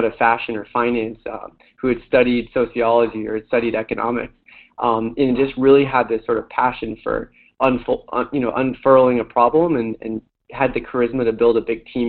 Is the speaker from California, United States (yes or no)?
yes; Bay Area and Silicon Valley, California, United States; growing up in the Bay Area and Silicon Valley